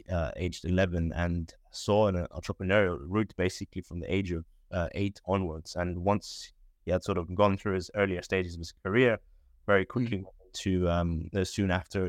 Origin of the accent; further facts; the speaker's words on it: Bahrain; I'm originally from Bahrain. Don't know where that is. It's a very small island in the Middle East, near Dubai, near Saudi Arabia